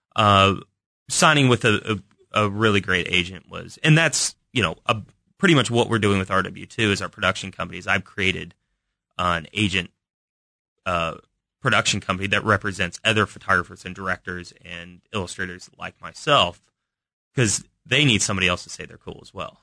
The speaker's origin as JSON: {"language": "English", "town": "Kansas City", "region": "Missouri", "country": "United States", "tie": "born or raised there", "said": "we grew up in Kansas City, part of the time, Shawnee Mission School"}